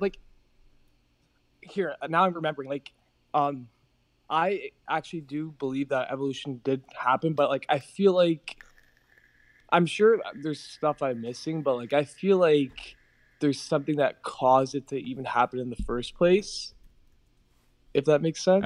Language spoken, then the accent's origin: English; Toronto, Ontario, Canada; I'm from Toronto